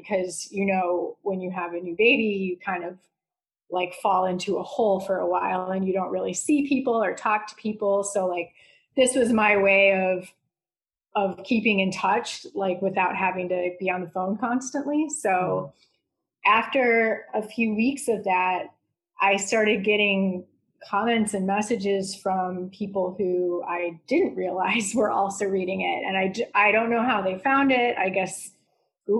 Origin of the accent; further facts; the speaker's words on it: Chicago, Illinois, United States; my roots are here. So we're just like, this makes sense to just stay put. I've always been here.